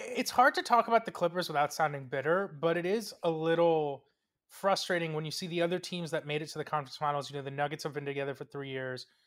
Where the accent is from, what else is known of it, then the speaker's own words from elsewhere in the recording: Coral Springs, Florida, United States; from the Miami metropolitan area slash Fort Lauderdale slash Coral Springs, Florida